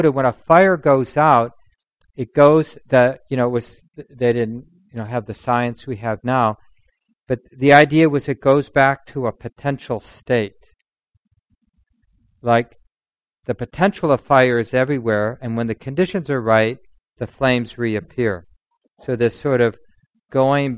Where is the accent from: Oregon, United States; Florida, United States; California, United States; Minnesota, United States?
Minnesota, United States; Minneapolis; one of the kids I grew up with in North Minneapolis